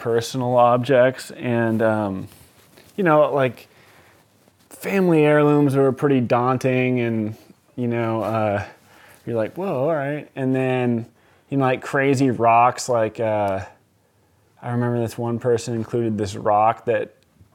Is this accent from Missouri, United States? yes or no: no; Columbia River Gorge, Oregon, United States; moved away as an adult; also born or lived in New York; I grew up out here in the Columbia River Gorge, snowboarding and skateboarding